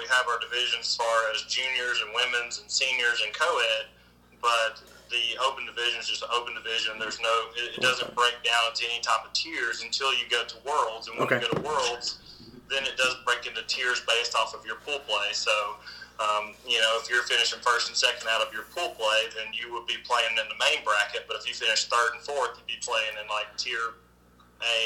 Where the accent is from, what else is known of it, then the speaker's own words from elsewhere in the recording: Tennessee, United States; the state of Tennessee, which is my home state